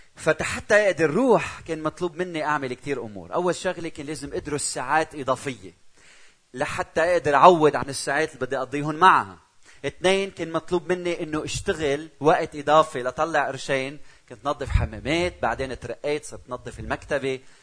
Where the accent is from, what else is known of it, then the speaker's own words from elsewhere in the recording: Lebanon; also born or lived in Czech Republic; أنا من لبنان